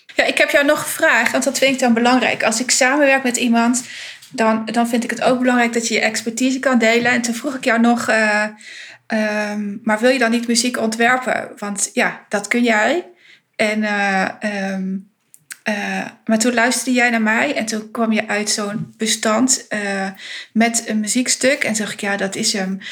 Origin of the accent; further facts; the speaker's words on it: Winterswijk, Gelderland, Netherlands; Ik kom uit de achterhoek. Ehm, ik ben in Winterswijk geboren.